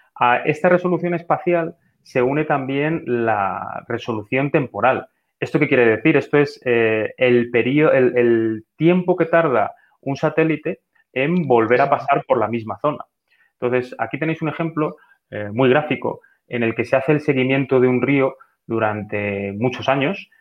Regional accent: Talavera de la Reina, Castilla-La Mancha, Spain; esto concretamente es mi ciudad natal, Talavera de la Reina

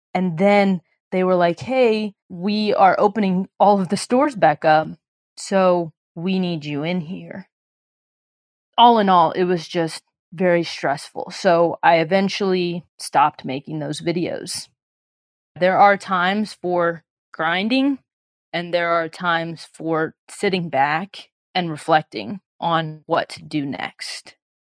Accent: Illinois, United States; moved away as an adult; also born or lived in Los Angeles, United States; we're both from Illinois

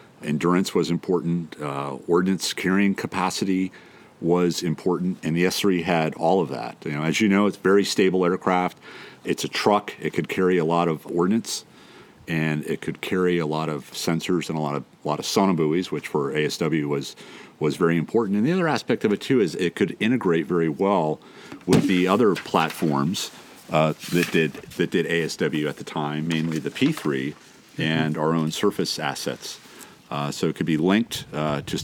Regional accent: United States; also born or lived in South Florida / Southern California; now in San Diego, United States; I grew up on the beaches of South Florida and Southern California

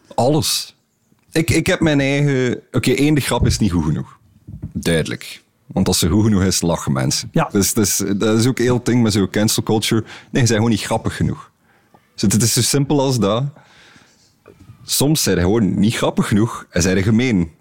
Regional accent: Belgium; we als Belgen

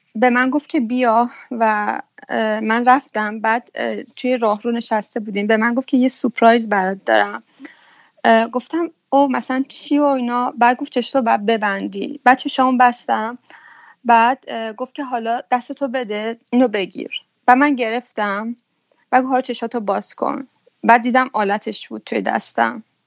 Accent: Iran; moved away as an adult; now in Belgium; اون موقع که از ایران زدم بیرون

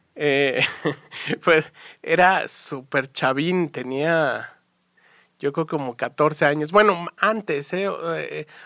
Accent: Mexico; born or raised there

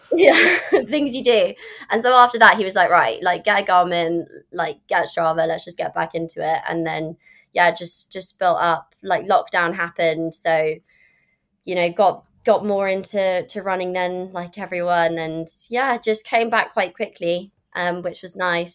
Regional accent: London, United Kingdom; also born or lived in California; obviously I'm from London

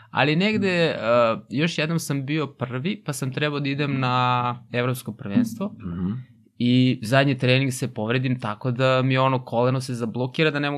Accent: Kikinda, Vojvodina, Serbia; also born or lived in Novi Sad; now in Belgrade, Serbia; ja sam iz Kikinde

